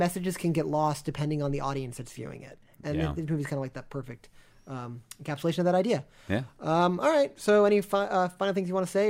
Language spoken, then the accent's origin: English; Buenos Aires, Argentina; So until next time, I'm from Buenos Aires, and I say kill them.